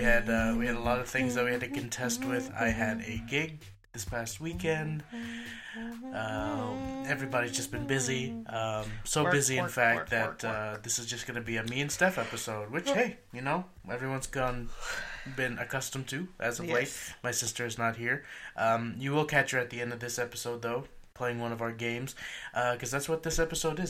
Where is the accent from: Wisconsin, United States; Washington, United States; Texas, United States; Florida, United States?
Texas, United States; Maybe it's just because I've grown up in Texas.